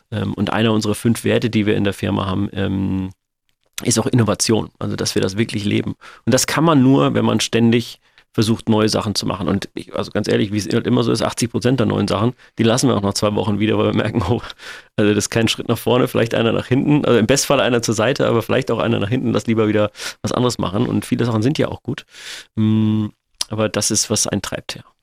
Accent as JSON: {"language": "German", "town": "Sindelfingen", "region": "Baden-Württemberg", "country": "Germany", "lives_now": "Hamburg, Germany", "said": "ich komme aus Sindelfingen, wohne aber in Hamburg und meine Angehörigen wohnen aber noch"}